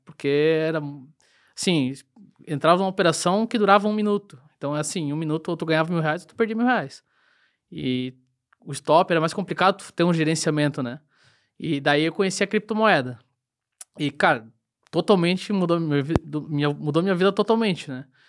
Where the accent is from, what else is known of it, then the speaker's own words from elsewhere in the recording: Rio do Sul, Santa Catarina, Brazil; sou nascido e criado aqui em Rio do Sul, minha vida inteira aqui